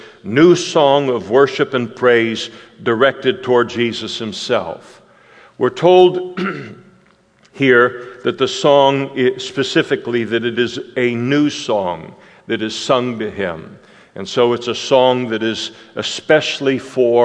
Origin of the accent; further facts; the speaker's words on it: Scotland, United Kingdom; I'm a Scot through and through